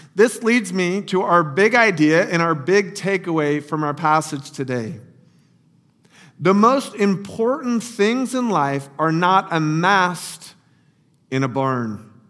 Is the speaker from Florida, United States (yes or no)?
yes; Lake Wales, Florida, United States; moved away as an adult; also born or lived in Lower Fairfield County, Connecticut; little Lake Wales, Florida, my hometown